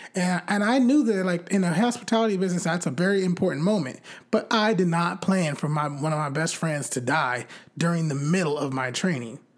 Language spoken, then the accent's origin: English; California, United States; I'm from California